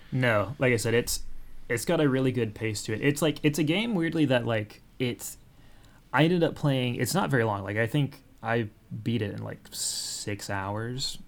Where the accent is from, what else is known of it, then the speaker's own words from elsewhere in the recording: Oklahoma, United States; I grew up in Oklahoma